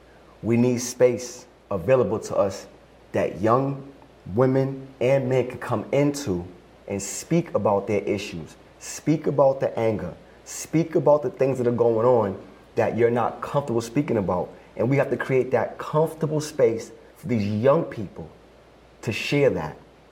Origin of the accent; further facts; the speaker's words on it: Brockton, Massachusetts, United States; I grew up in Brockton around wonderful Cape Verdean people.